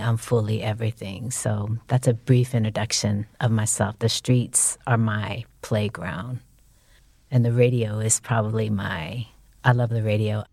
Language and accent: English; San Francisco, California, United States; I'm from San Francisco.